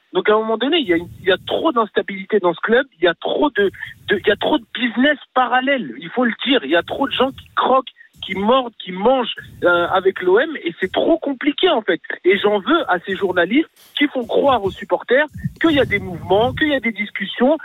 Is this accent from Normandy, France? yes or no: no; Marseille, Provence-Alpes-Côte d'Azur, France; also born or lived in Morocco; je suis marseillais